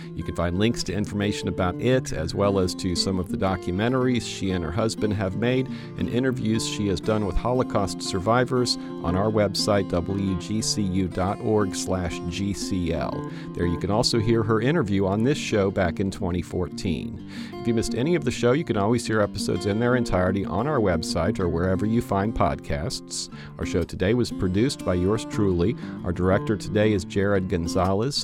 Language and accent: English; Fort Myers, Florida, United States; I grew up in Fort Myers and went to school in Fort Myers